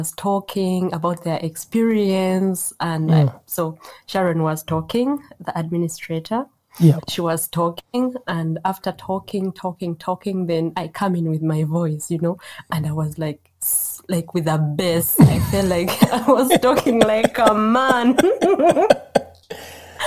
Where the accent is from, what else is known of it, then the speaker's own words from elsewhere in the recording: Uganda; moved away as an adult; now in Germany; growing up in Uganda